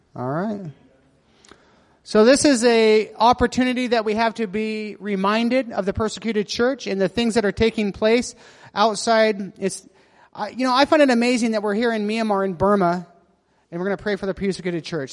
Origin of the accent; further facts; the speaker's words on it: United States; moved away; I'm American